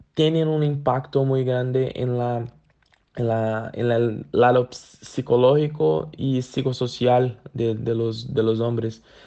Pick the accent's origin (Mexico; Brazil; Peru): Brazil; soy de Brasil